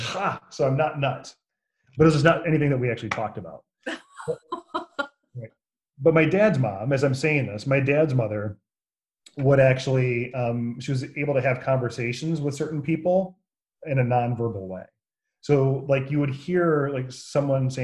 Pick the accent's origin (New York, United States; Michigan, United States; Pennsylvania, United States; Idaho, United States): Michigan, United States; Jackson; also born or lived in Battle Creek, Michigan / Kalamazoo, Michigan; I was in Jackson, Michigan for most of my life